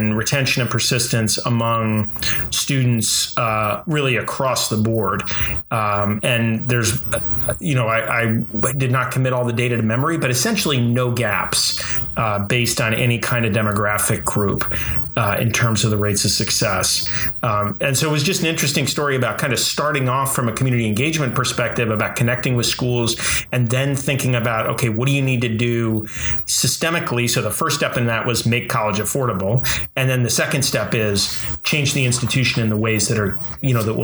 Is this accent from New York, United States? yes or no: yes; Hudson Valley, New York, United States; I grew up in the Hudson Valley